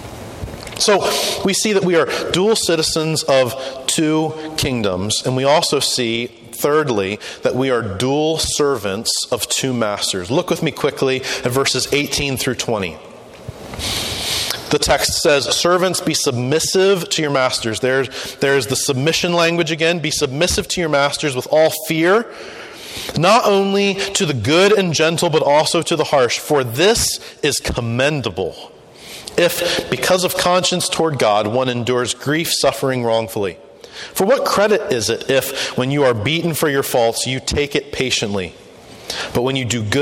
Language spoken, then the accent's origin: English; United States; We are citizens of the United States of America